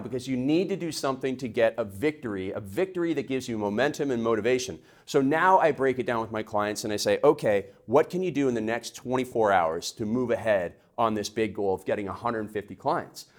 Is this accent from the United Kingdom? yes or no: no; Canada; now in United States; in Canada, we call them process goals